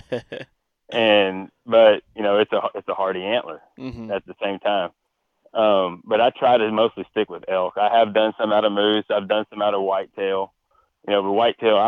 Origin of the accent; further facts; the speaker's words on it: Texas, United States; born and raised in Texas, grew up hunting in Texas since I was 5